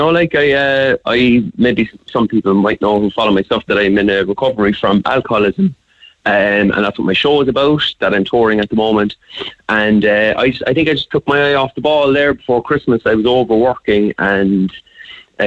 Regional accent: Cork, Munster, Ireland; we were growing up in Cork

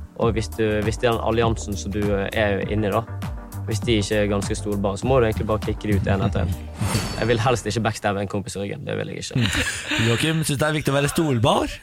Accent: Vennesla, Agder, Norway; Jeg kommer fra Vennesla.

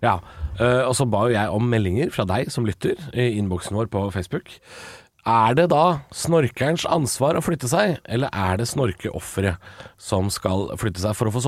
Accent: Drammen, Buskerud, Norway; 32 år, fra Drammen.

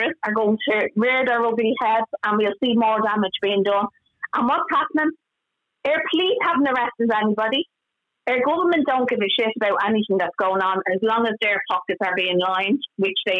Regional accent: Ireland; We're Irish people

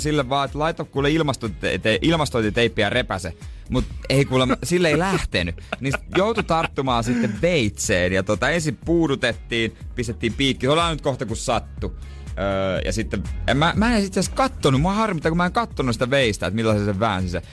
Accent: Seinäjoki, South Ostrobothnia, Finland; born or raised there; moved away

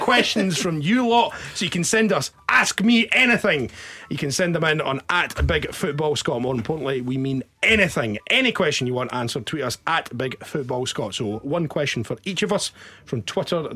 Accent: Dunfermline, Scotland, United Kingdom; now in Glasgow, United Kingdom; I'm from Dunfermline, grew up in Fife.

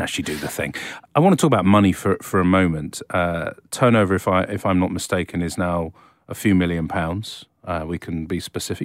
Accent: England, United Kingdom; I was brought up in this country, lived abroad for a few years

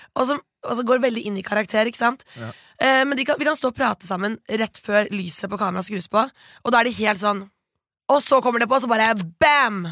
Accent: Bærum, Akershus, Norway; jeg er jo fra Rykken i Bærum. Eh, stolt Rykken-jente.

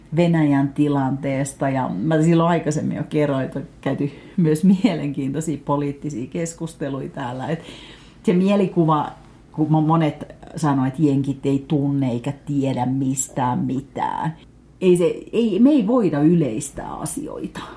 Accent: Finland; Mä sanoin, että Suomesta.

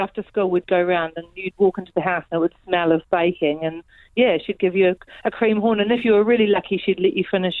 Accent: New Zealand; I'm from New Zealand, but my nana Jenny was from Newcastle.

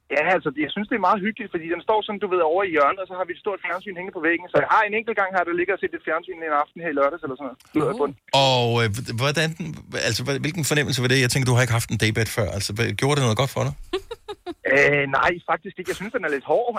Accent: Bornholm, Capital Region of Denmark, Denmark; Jeg er fra Kirkby

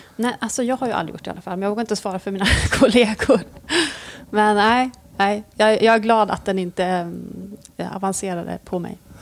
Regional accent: Norrland, Sweden; moved away; jag är från Norrland

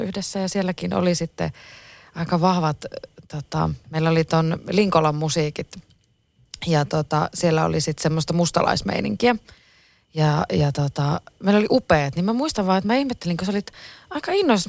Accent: Oulu, North Ostrobothnia, Finland; also born or lived in Kempele / Utajärvi; mä oon Oulusta

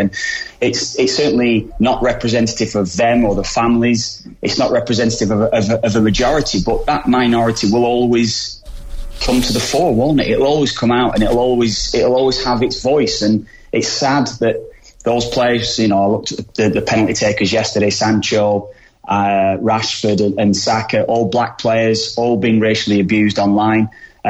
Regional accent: England, United Kingdom; I grew up in England.

